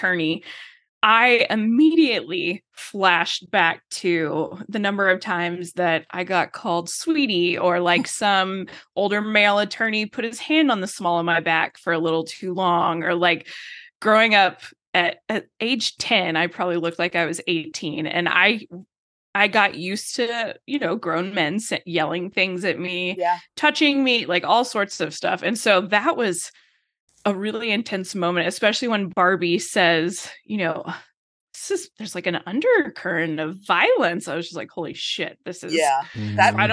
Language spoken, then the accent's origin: English; Texas, United States; I'm living in Texas, in West Texas. I'm from Texas